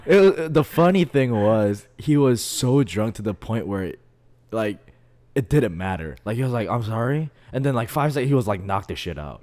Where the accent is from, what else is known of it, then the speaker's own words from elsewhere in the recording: United States; growing up in America